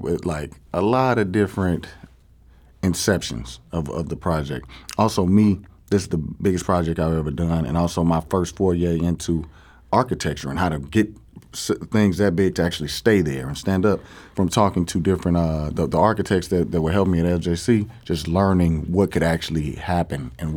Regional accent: East St. Louis, Illinois, United States; I grew up in East St. Louis

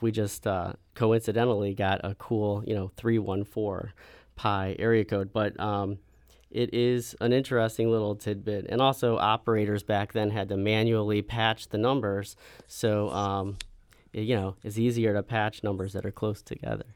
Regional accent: Creve Coeur, Missouri, United States; Randy and I fell in love with the city growing up in Creve Coeur

